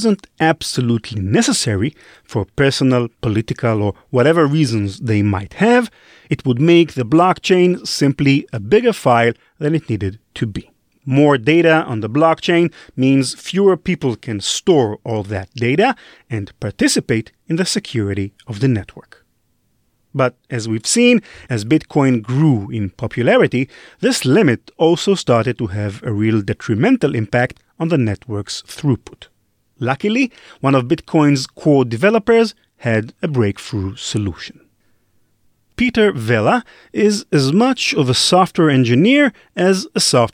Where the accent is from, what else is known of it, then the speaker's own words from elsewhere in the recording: Israel; I'm from Israel